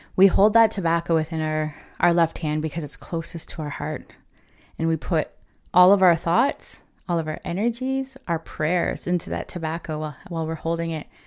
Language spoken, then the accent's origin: English; Ontario, Canada; I am from the Chippewas of Kettle and Stony Point First Nation.